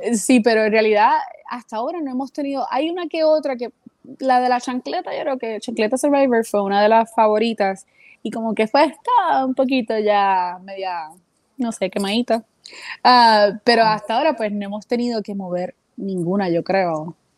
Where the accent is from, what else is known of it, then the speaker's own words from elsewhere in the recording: Puerto Rico; now in United States; desde que nací en Puerto Rico